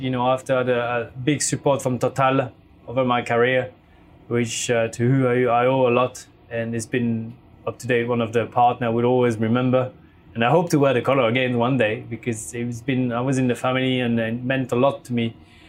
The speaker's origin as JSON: {"language": "English", "region": "Geneva", "country": "Switzerland", "tie": "born or raised there", "also_born_or_lived": "France", "said": "So I was born in Switzerland, Swiss parents, I was Swiss."}